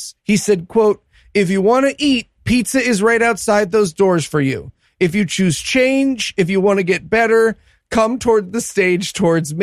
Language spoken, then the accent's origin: English; New Jersey, United States; my home state of Jersey